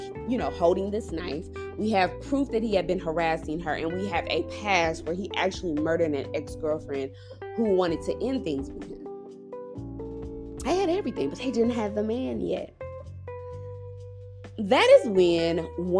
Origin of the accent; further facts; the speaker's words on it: Dallas, Texas, United States; also born or lived in Frisco, Texas; I'm from Dallas, but I stay in a suburb very far north of Dallas called Frisco